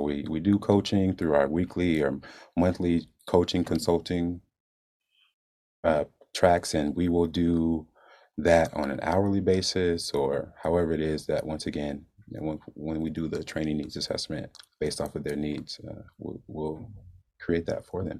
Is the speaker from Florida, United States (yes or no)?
yes; Jacksonville, Florida, United States; moved away as an adult; I'm from Jacksonville, born and raised